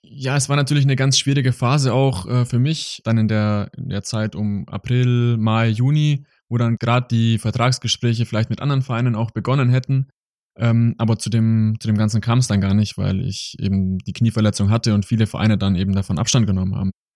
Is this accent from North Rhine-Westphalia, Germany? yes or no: no; small village near Augsburg, Bavaria, Germany; moved away as an adult; now in Mannheim, Germany; Es war ein sehr, sehr kleines Dorf. Wir, ähm, meine Eltern wohnen im Ort, der hat nur knapp 700 Einwohner.